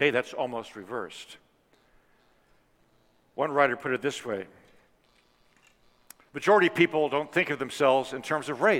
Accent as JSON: {"language": "English", "town": "Washington", "region": "District of Columbia", "country": "United States", "tie": "born or raised there", "said": "walking in my hometown amidst Martin Luther King Jr.'s Resurrection City"}